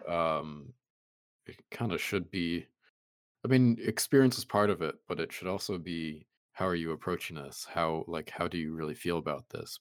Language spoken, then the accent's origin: English; United States